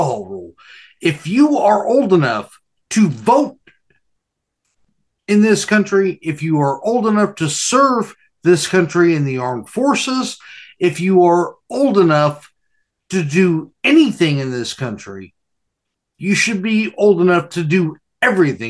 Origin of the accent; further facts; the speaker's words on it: United States; also born or lived in California / Nevada; I grew up in California and Nevada